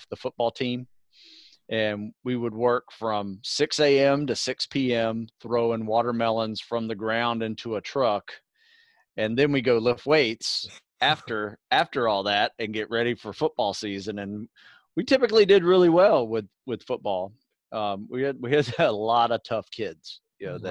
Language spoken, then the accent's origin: English; Live Oak, Florida, United States; moved away; Live Oak. Yeah, that is my hometown. In North Florida.